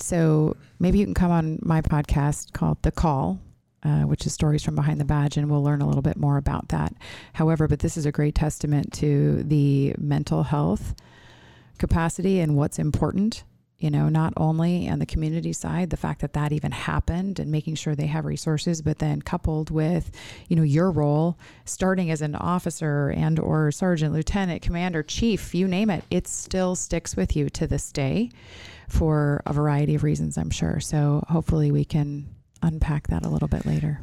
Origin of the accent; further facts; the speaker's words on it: Minnesota, United States; now in Arizona, United States; I'm from Minnesota